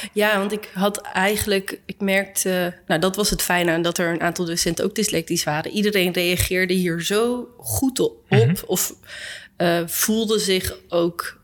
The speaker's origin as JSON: {"language": "Dutch", "town": "Arnhem", "region": "Gelderland", "country": "Netherlands", "tie": "born or raised there", "said": "ik ben opgegroeid in Arnhem"}